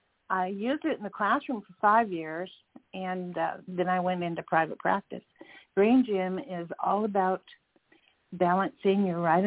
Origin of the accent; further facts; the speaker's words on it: Southern California, United States; moved away as an adult; also born or lived in Chicago / Georgia; We're from Southern California. We moved to Chicago